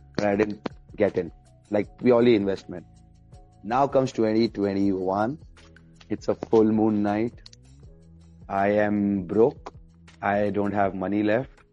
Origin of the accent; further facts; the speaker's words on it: Oman; also born or lived in India; I was born in India but raised up in Oman